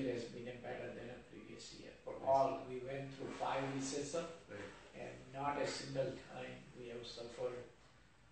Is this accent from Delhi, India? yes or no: no; Mumbai, Maharashtra, India; moved away as an adult; also born or lived in Mandvi, Kutch, Gujarat; now in United States; I grew up in Mumbai from 6 to 21. And I came to America at age 22.